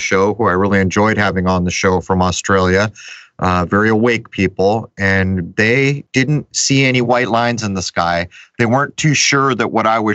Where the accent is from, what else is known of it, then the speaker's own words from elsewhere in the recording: San Diego, California, United States; now in Rhode Island, United States; I grew up here in Rhode Island part of the year because we used to leave San Diego